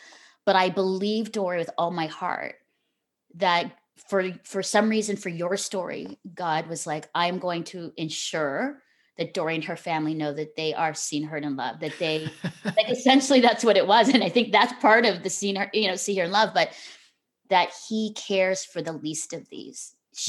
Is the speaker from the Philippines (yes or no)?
yes; Philippines; also born or lived in Singapore; I think after I grew up in the Philippines and Singapore, and so my life was rich with diversity and, you know, multiculturalism and experiences. We traveled all over the world.